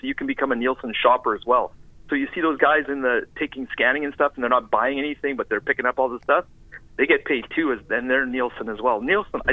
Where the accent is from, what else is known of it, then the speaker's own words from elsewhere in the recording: Canada; moved away as an adult; now in United States; I'm Canadian and I don't have the work visa